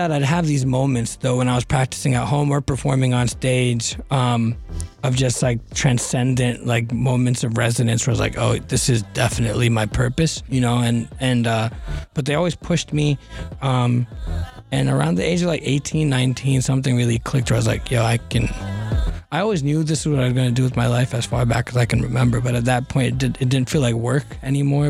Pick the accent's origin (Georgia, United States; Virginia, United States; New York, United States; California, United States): California, United States; Northern; also born or lived in Boston; I grew up in Northern California suburbs